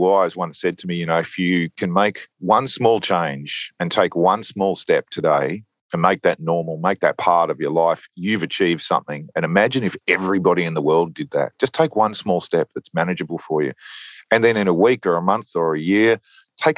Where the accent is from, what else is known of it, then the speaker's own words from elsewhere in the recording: Australia; It's a sort of Australian tradition. You go to Europe, buy a combi and drive around and have a good time as an Aussie backpacker. And so I did